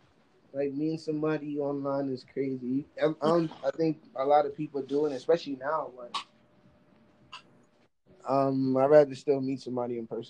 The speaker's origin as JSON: {"language": "English", "region": "New York", "country": "United States", "said": "This is New York. I'm from New York."}